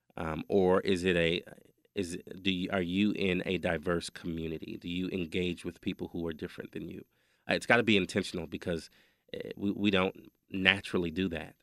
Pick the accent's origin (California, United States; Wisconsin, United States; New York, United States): Wisconsin, United States; We grew up in Wisconsin